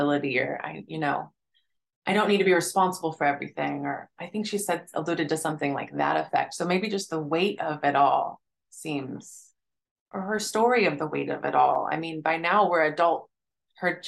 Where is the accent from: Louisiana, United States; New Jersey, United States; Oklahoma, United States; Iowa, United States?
Oklahoma, United States; now in Philadelphia, United States; I grew up in Oklahoma. And that was a small town in Oklahoma.